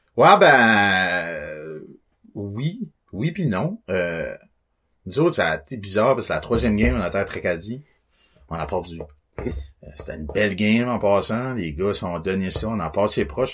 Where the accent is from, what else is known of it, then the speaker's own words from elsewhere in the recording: Beresford, New Brunswick, Canada; je viens de Beresford. Euh, pas mal resté là toute ma vie